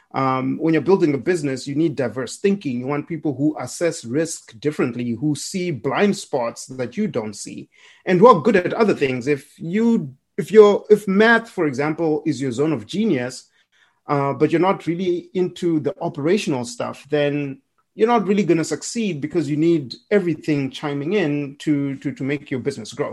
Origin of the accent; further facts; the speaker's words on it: Harare, Zimbabwe; moved away as an adult; now in United States; I'm from Zimbabwe. I was born and raised in Harare